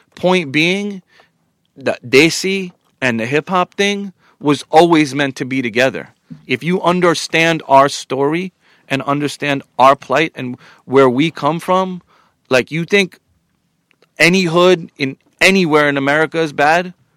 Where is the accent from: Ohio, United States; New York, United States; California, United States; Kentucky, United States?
New York, United States; Long Island; also born or lived in Queens; I was raised in Long Island, but always with an affinity to Queens